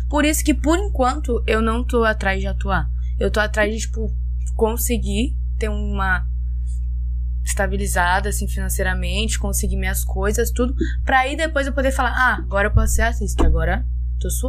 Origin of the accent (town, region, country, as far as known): Brazil